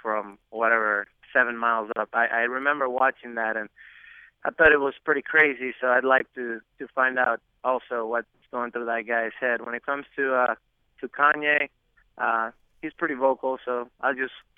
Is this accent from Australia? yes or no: no; Dominican Republic; moved away; I'm from the Dominican